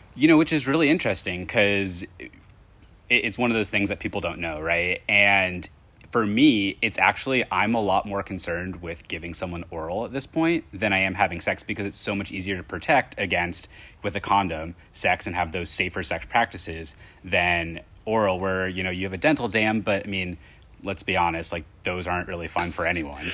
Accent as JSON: {"language": "English", "region": "Indiana", "country": "United States", "said": "I'm from Indiana"}